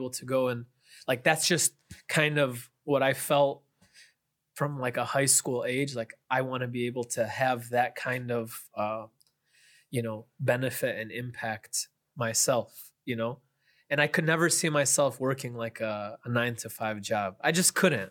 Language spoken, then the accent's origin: English; Chicago, Illinois, United States; also born or lived in Kalamazoo, Michigan / Madinah, Saudi Arabia; I grew up in the, in the Chicago suburbs for, for my whole life